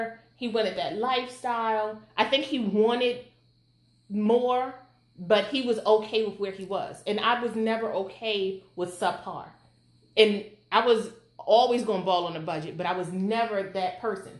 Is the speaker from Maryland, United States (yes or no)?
yes; Baltimore, Maryland, United States; we lived in West Baltimore.